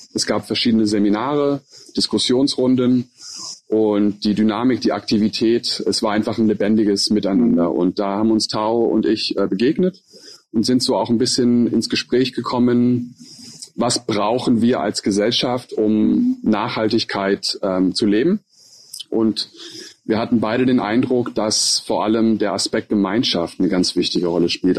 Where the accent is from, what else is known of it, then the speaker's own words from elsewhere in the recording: Hesse, Germany; also born or lived in Turkey / Kuala Lumpur, Malaysia; in der Nähe von meiner Heimat in Hessen